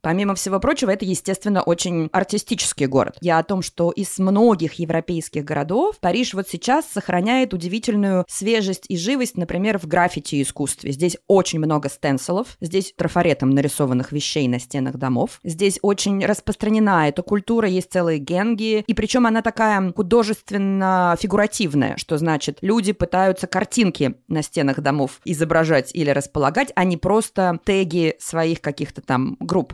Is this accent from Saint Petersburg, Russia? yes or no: yes; Saint Petersburg, Russia; moved away as an adult; also born or lived in United States; now in Paris, France; а жила я изначально в Петербурге, я родилась в Петербурге, потом жила в Америке и в конце концов оказалась во Франции